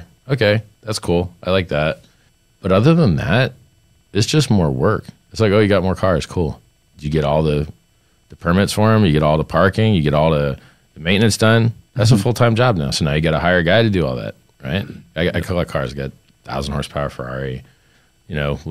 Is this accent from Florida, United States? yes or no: yes; Fort Lauderdale, Florida, United States; I grew up in Fort Lauderdale.